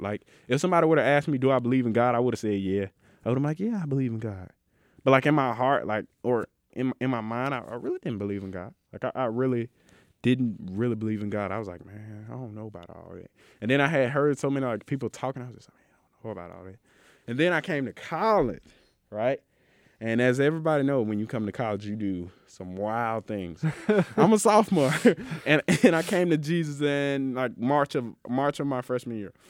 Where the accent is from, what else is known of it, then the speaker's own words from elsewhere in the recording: Mississippi, United States; I'm from Mississippi